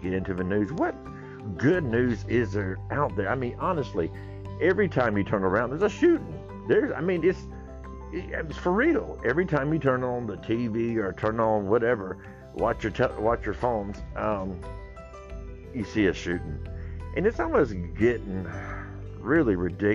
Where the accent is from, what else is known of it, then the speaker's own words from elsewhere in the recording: Georgia, United States; I'm from Georgia